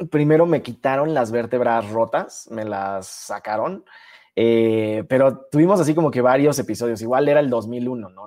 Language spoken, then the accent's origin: Spanish; Cancún, Quintana Roo, Mexico; moved away; also born or lived in Mexico City; viniendo de Cancún, que ahí fue donde nací, me mudé a la Ciudad de México